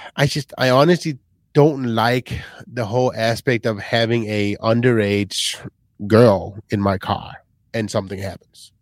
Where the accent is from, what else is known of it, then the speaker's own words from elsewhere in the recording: Michigan, United States; now in Grand Rapids, United States; We are from Michigan. We are in Grand Rapids